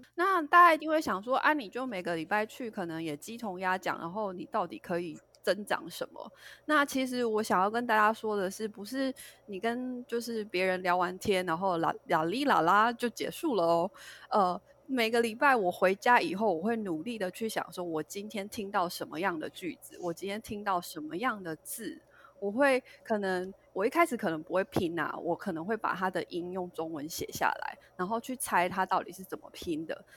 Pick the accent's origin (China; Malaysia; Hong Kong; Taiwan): Taiwan; moved away as an adult; also born or lived in United States; 其实我就是跟大家一样，就是土生土长的一个台湾人。那其实我一直是到了，呃，到大学毕业以后，我才到美国念书。那从小到大学这段时间，我其实都是在台湾